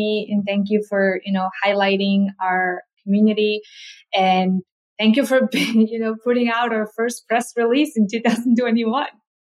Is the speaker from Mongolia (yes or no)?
yes; Mongolia; moved away; also born or lived in South Korea; So growing up in Mongolia, I didn't get to eat a lot of fruit because it's just so expensive and we don't have a lot. And when I first moved to South Korea